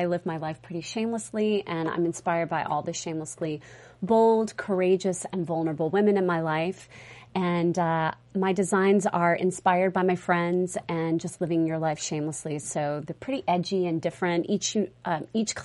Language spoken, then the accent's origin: English; Mississippi, United States; now in New York City, United States; I was born and raised in Mississippi, and I have family in Atlanta.